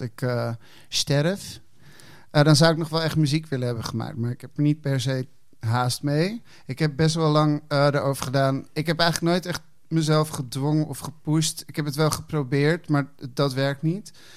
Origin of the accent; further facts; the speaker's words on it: Hilversum, North Holland, Netherlands; also born or lived in Amsterdam / Chile (parents); op mijn achtervuist verhuisde ik naar Hilversum.